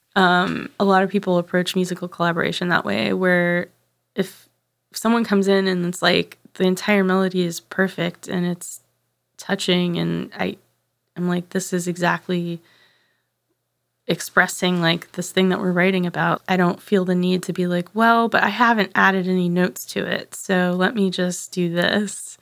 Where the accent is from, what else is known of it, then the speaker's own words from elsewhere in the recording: right outside of New Orleans, Louisiana, United States; also born or lived in Arkansas; I moved from Arkansas to right outside of New Orleans in third grade.